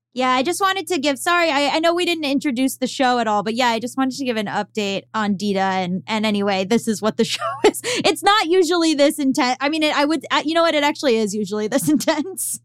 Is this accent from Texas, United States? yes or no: no; Florida, United States; moved away as an adult; also born or lived in Boston; I'm from Florida. And so, until for 18 years of my life, until I went to college in Boston